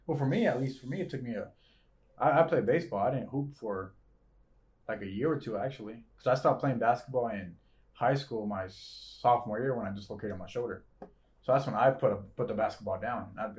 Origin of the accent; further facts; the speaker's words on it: Gardena, California, United States; Because I'm from Gardena, so